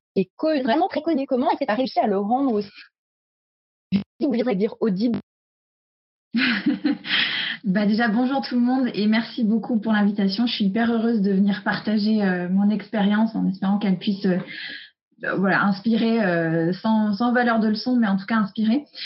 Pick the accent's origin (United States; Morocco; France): United States; moved away; j'ai grandi aux US et je suis très imprégnée de la culture